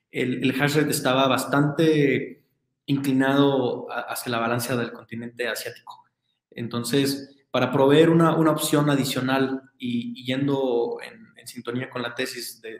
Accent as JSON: {"language": "Spanish", "country": "Mexico", "said": "como buen mexicano"}